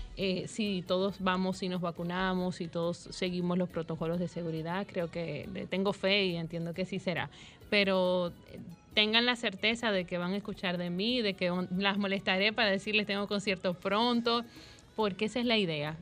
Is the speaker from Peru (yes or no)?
no; Santiago de los Caballeros, Santiago, Dominican Republic; yo soy santiaguera